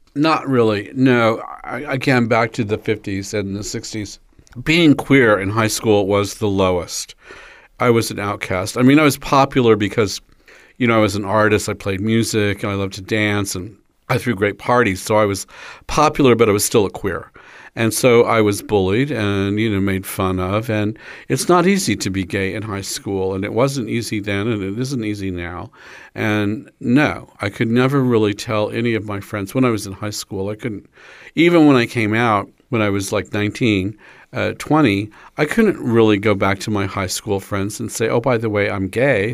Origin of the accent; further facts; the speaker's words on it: Kansas, United States; I was growing up in Kansas in the nineteen fifties